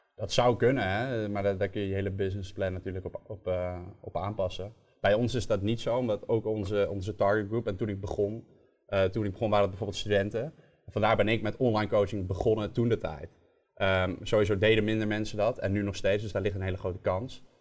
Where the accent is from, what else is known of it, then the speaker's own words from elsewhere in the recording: Nijmegen, Gelderland, Netherlands; Ik kwam uit Nijmegen